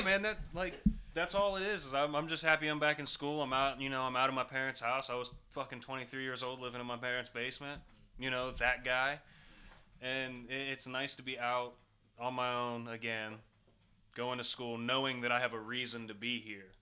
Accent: Ohio, United States; I'm from Ohio

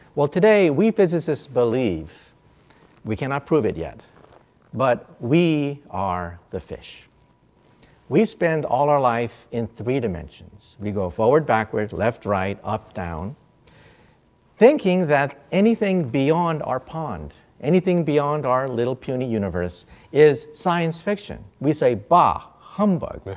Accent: San Francisco, California, United States; growing up in San Francisco area

